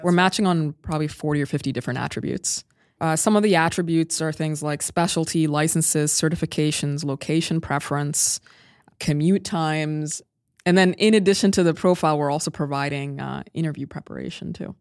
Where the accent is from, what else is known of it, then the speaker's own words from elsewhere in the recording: Sudan; now in Bay Area, United States; I'm originally from Sudan